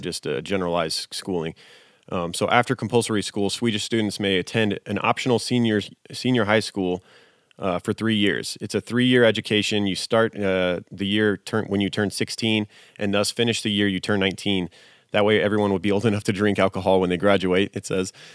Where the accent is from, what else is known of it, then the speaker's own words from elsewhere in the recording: United States; I grew up in America